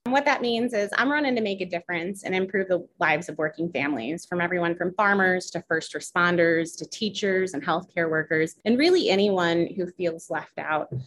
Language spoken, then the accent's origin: English; Foristell, Missouri, United States; also born or lived in Springfield, Illinois; I grew up in Forestell